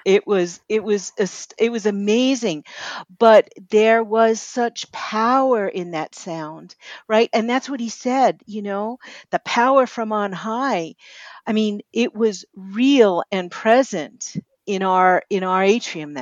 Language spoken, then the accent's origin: English; New York City, New York, United States; moved away; also born or lived in the desert; I live out here in the desert, and I grew up in Brooklyn